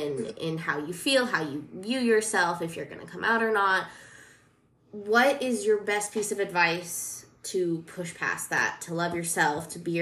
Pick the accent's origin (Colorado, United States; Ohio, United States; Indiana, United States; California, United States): Colorado, United States; Because I'm from Colorado, and so I was raised very, you know, just that stuff didn't happen as much, I guess. And then I moved here